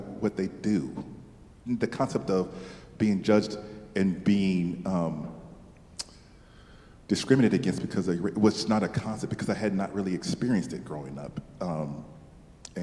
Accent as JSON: {"language": "English", "town": "Seattle", "region": "Washington", "country": "United States", "tie": "born or raised there", "said": "I grew up in Seattle, Washington"}